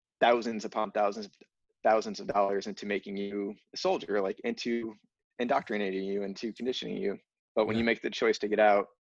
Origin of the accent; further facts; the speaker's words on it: Northeast Ohio, United States; I grew up in Northeast Ohio